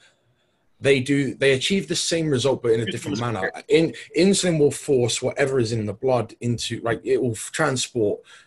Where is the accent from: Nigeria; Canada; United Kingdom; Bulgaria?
United Kingdom; England; we're English.